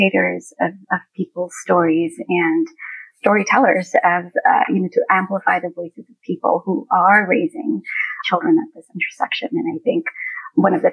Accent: Singapore; as an immigrant family growing up in Singapore at the time

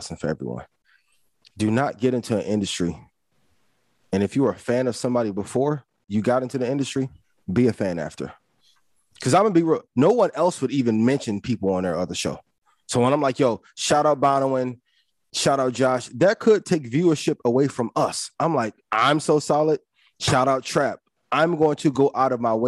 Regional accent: East Chicago, Indiana, United States; I'm from East Chicago, Indiana. I grew up 5 minutes from Gary, right?

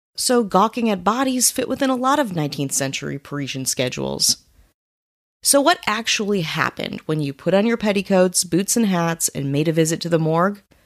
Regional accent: Wisconsin, United States; my hometown in Wisconsin

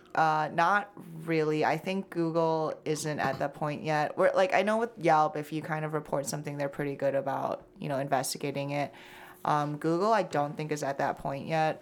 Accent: Shanghai, China; now in United States; I'm from Shanghai

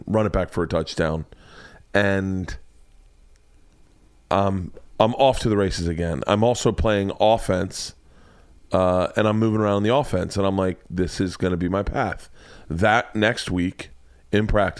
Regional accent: Florida, United States; I grew up in Florida.

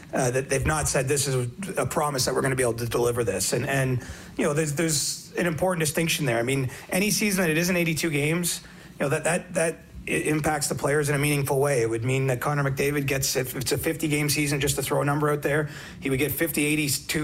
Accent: Canada; as a Canadian speaking, not just a hockey reporter

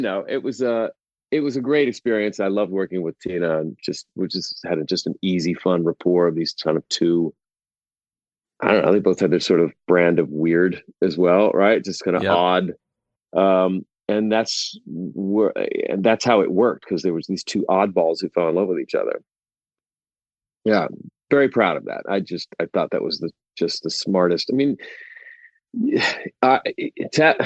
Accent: Oklahoma, United States; I grew up with someone in Oklahoma in high school

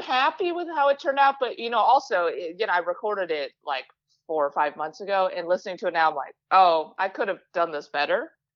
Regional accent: Westmont, Illinois, United States; moved away as an adult; now in Los Angeles, United States; grew up in, like, Westmont

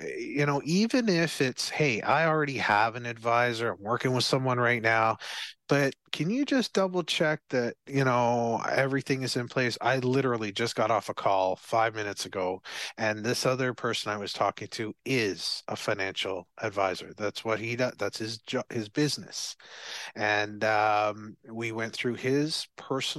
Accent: Barbados; So I'm from Barbados

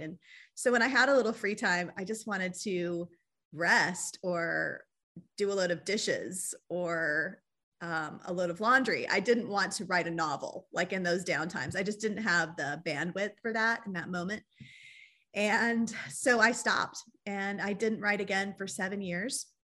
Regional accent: Riverside, California, United States; moved away as an adult; also born or lived in Texas / Anguilla; I was raised in Southern California, in the town of Riverside

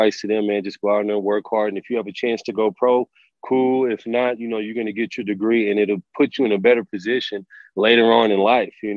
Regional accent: Oklahoma City, Oklahoma, United States; moved away as an adult; also born or lived in Kansas; now in New Mexico, United States; I'm from the Oklahoma City area, and I spent my first 2 years of college at the University of Kansas.

